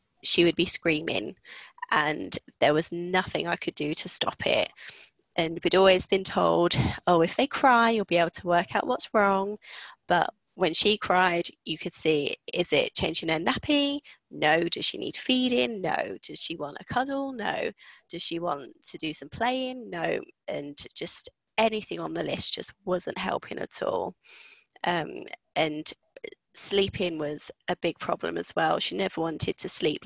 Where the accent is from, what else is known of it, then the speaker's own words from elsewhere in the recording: London, United Kingdom; moved away as an adult; now in Scarborough, United Kingdom; originally from London and I moved up here to Scarborough about 9 years ago now